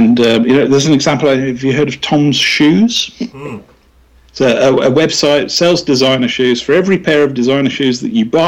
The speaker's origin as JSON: {"language": "English", "region": "West Midlands", "country": "United Kingdom", "moved": "yes", "lives_now": "London, United Kingdom", "said": "I'm from the West Midlands, which is a very, very kind of working class background."}